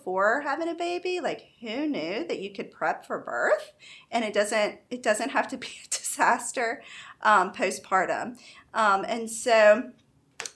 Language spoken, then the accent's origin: English; Baton Rouge, Louisiana, United States; I'm from Baton Rouge